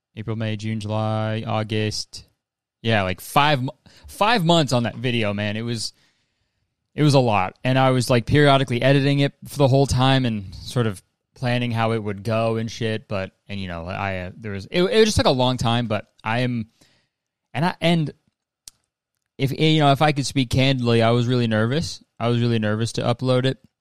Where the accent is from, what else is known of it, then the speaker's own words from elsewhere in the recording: Canada; I'm Canadian